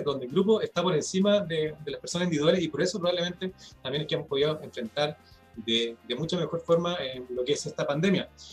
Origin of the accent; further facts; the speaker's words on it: Chile; nosotros como chilenos